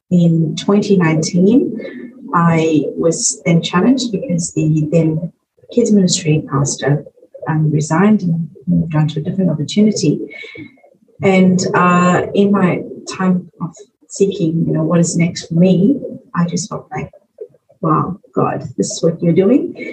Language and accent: English; South Africa; moved away as an adult; now in Adelaide, Australia; we are South Africans, but we are of Indian origin.